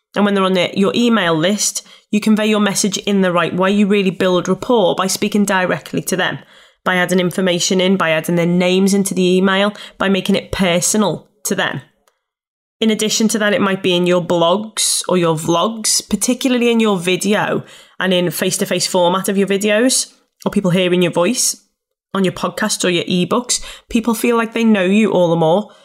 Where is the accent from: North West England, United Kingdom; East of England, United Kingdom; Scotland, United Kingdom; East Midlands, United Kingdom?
North West England, United Kingdom; Liverpool; accent: Scouse; I'm a scouser. And it was around the fact that I thought, people won't wanna listen to me. I'm from Liverpool